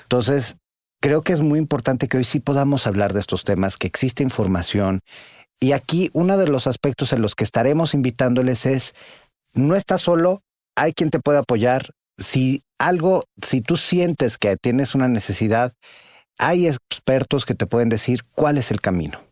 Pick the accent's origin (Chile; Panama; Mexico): Mexico; Mexico City; soy el director del Observatorio Nacional Ciudadano, pero soy economista, soy psicólogo, soy chilango